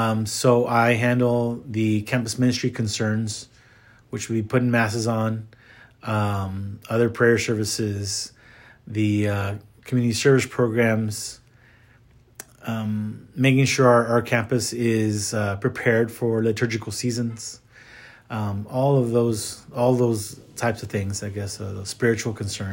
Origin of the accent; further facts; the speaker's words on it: McAllen, Texas, United States; I grew up in the Valley, in McAllen. Then I came to college in San Antonio.